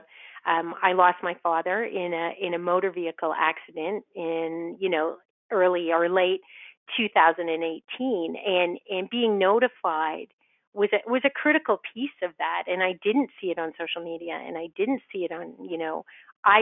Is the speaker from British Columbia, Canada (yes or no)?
no; Ottawa, Ontario, Canada; I grew up in Ottawa, and I grew up on the volunteer end of Ottawa